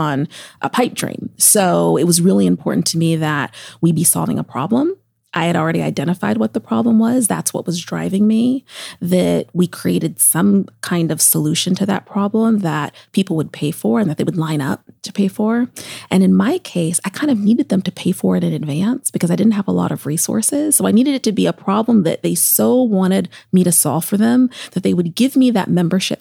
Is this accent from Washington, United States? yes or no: yes; Seattle, Washington, United States; now in New York, United States; Seattle's my hometown.